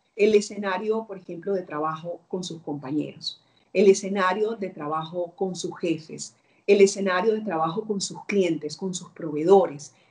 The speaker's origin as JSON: {"language": "Spanish", "town": "Barranquilla", "region": "Atlántico", "country": "Colombia", "moved": "as an adult", "lives_now": "Peru", "said": "Yo vivo en Perú, pero eh, soy colombiana"}